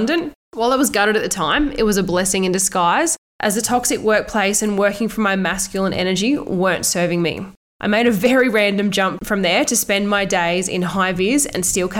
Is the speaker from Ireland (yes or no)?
no; Australia; born or raised there